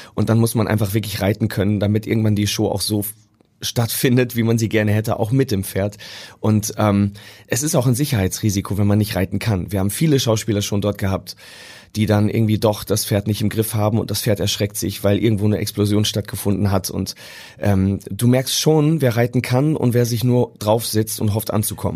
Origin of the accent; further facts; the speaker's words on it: Münsterland, North Rhine-Westphalia, Germany; now in Hamburg, Germany; ich komme ja aus dem Münsterland ursprünglich